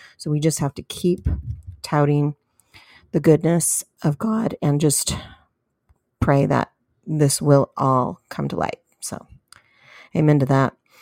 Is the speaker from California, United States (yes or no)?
yes; California, United States; in the state of California, which is my home state